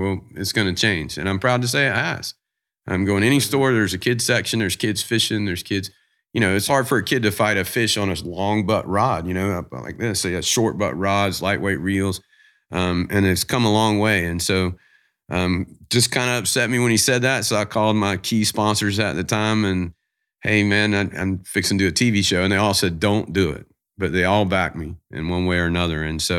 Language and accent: English; the South, United States; I'm from the South, man. So I'm, you know, don't lie. I'm a NASCAR fan. Grew up in NASCAR.